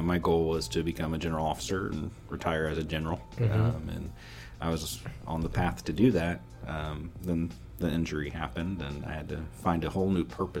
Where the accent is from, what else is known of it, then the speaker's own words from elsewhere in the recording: Kansas City, Missouri, United States; also born or lived in Warsaw, Missouri; I was born here in Kansas City area and started school in KCPS. So started at Hartman Elementary and then moved to Cook and then Marlborough and then Wendell Phillips and then Kansas City Middle School of the Arts back when it was called that.